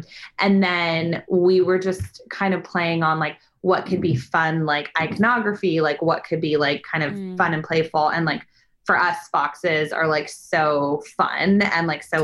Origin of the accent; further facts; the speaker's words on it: Bay Area, California, United States; now in Los Angeles, United States; I'm actually originally from the Bay Area, a suburb an hour south of San Francisco